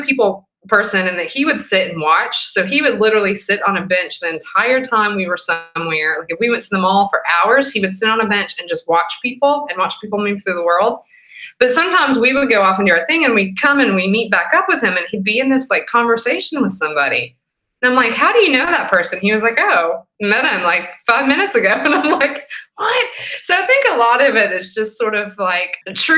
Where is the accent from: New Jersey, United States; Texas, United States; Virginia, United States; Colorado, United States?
Virginia, United States; Abingdon; moved away as an adult; now in Knoxville, United States; I grew up in Abingdon, Virginia, and moved here to go to the University of Tennessee